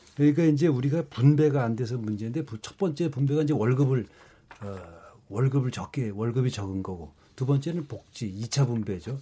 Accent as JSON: {"language": "Korean", "region": "Gangwon", "country": "South Korea", "tie": "born or raised there"}